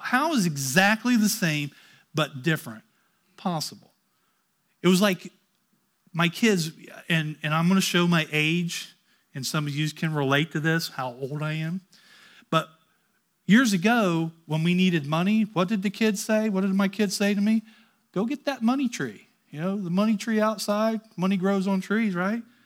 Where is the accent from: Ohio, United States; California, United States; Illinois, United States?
Ohio, United States; I grew up in Ohio